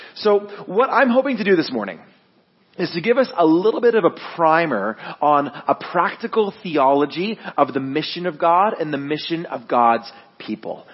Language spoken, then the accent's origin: English; Guelph, Ontario, Canada; I'm born and raised in Guelph.